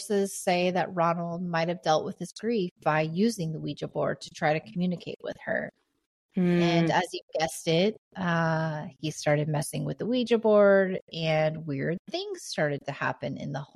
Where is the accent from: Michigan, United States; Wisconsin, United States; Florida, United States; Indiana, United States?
Indiana, United States; also born or lived in Oregon; the house that I grew up in here in Indiana